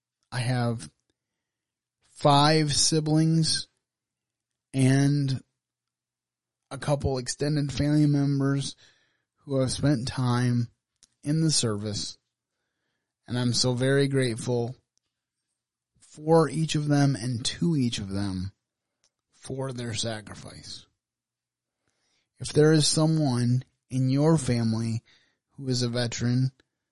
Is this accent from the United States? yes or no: yes; Michigan, United States; my home state of Michigan